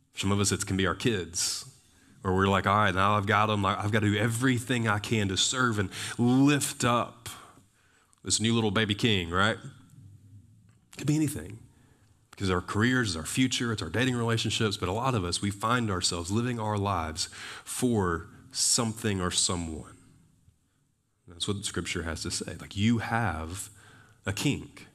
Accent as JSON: {"language": "English", "region": "Alabama", "country": "United States", "said": "I'm from Alabama"}